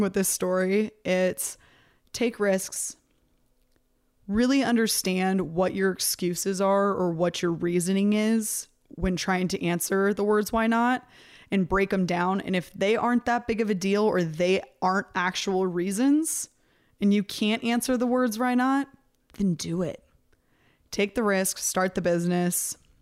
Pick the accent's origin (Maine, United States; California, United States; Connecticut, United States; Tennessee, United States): California, United States; near Sacramento; also born or lived in San Diego; I was still living at home. I was at the college that was outside of my hometown